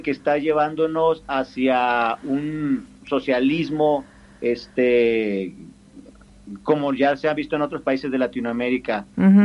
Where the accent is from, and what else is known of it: Mexico